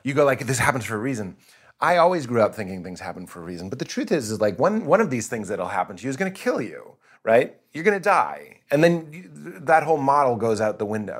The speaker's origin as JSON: {"language": "English", "region": "East Coast", "country": "United States", "said": "I'm East Coast, my parents Lithuanian"}